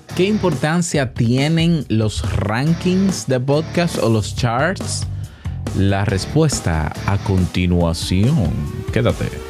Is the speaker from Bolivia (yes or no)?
no; Dominican Republic; mi podcast, que es dominicano, hecho en Santo Domingo